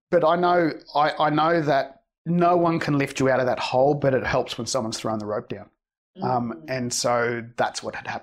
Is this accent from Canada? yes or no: no; Australia; I'm Australian born from Spanish migrants